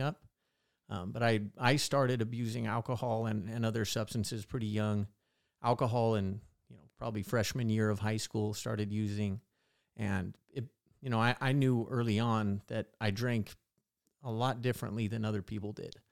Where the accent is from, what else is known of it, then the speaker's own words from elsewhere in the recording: Visalia, California, United States; I grew up in Visalia